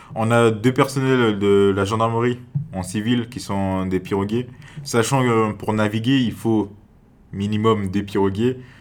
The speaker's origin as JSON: {"language": "French", "town": "Cayenne", "country": "French Guiana", "moved": "as an adult", "lives_now": "Grand-Santi, French Guiana", "said": "je viens, je viens de Cayenne"}